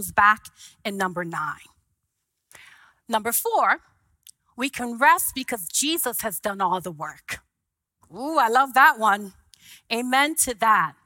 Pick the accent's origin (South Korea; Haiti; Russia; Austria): Haiti; moved away; I was an immigrant from Haiti